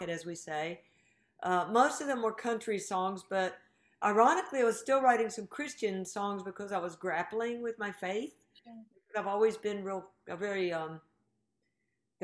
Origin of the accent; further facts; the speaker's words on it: Greensboro, North Carolina, United States; moved away; I'm from Greensboro, North Carolina